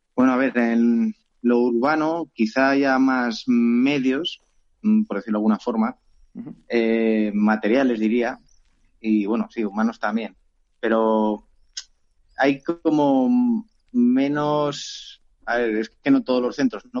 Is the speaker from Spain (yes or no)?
yes; Teruel, Aragon, Spain; also born or lived in Cuevas de Cañaveras; yo soy de Teruel